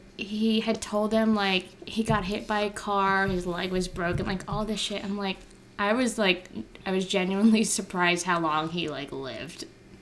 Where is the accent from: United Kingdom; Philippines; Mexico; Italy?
Philippines; me being Filipino nosy